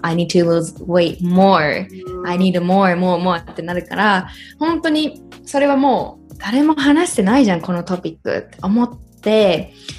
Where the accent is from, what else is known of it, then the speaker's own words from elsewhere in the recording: Japan; moved away as an adult; also born or lived in United States; 同じね生まれ育ったところにいて